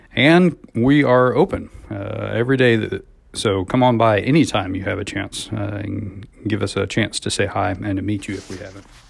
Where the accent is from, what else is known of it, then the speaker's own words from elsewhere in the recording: Missouri, United States; now in College Station, United States; I was a kid growing up in Missouri